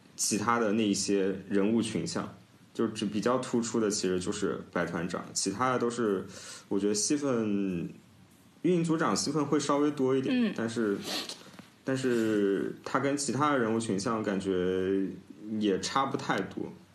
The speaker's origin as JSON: {"language": "Chinese", "town": "Nanjing", "region": "Jiangsu", "country": "China", "said": "因为我是南京人嘛"}